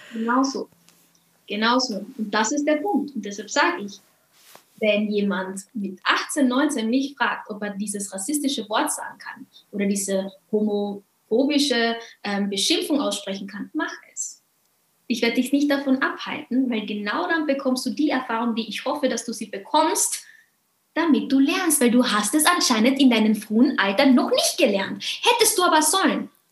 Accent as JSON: {"language": "German", "region": "Carinthia", "country": "Austria", "tie": "born or raised there", "said": "dass Mama und Papa hier sind und Immigranten waren und ich aber hier geboren bin"}